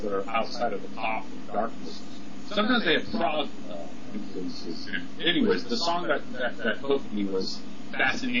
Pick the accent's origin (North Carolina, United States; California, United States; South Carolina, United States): California, United States; San Francisco; I'm from San Francisco